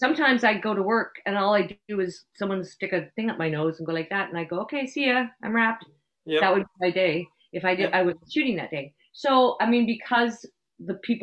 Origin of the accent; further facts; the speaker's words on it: Canada; I am a Canadian moose